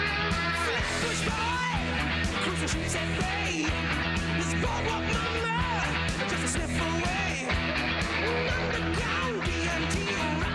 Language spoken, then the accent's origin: English; Saskatchewan, Canada; I'm from Saskatchewan